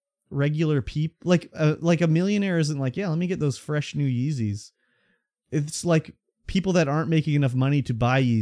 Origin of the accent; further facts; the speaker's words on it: Canada; When I was born in this country of Canada.